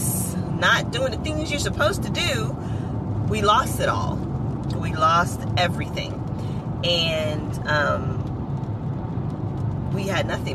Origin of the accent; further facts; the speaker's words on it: Largo, Florida, United States; I grew up in Largo, Florida.